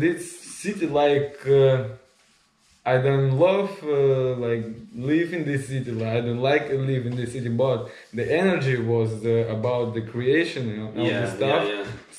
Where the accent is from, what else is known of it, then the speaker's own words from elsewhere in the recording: Karpinsk, Sverdlovsk Oblast, Russia; English is a second language; now in St. Petersburg, Russia; I'm from Ural Mountains, like, it's not far from my hometown. It's named the Karpinsk